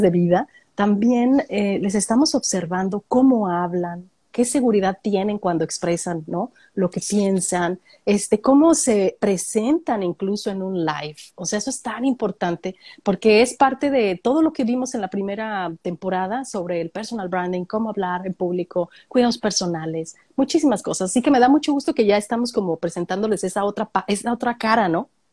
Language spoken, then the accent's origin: Spanish; Mexico; moved away as an adult; now in Australia; Uno como mexicana en Australia